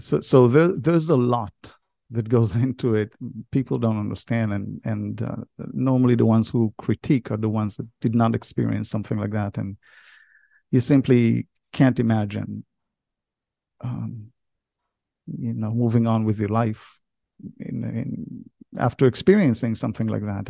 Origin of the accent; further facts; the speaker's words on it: Israel; moved away as an adult; now in United States; I was born and raised in Israel. Although I live in America